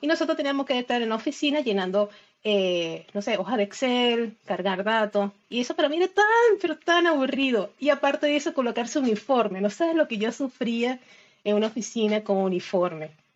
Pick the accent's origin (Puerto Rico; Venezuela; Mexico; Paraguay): Venezuela; Isla de Margarita, Nueva Esparta; moved away as an adult; now in Argentina; yo soy de Venezuela, pero eh, hace seis años eh, emigré